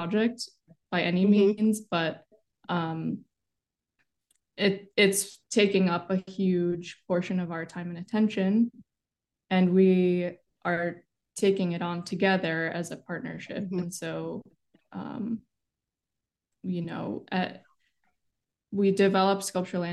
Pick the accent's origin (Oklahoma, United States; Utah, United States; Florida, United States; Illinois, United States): Illinois, United States; Chicago; I was born and raised in Chicago